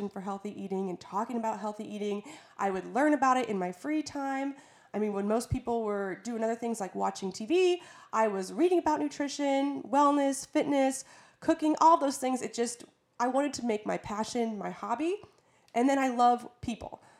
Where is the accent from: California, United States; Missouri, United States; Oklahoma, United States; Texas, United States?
Missouri, United States; St. Louis; moved away as an adult; now in Florida, United States; I'm from St. Louis, and it's really humid there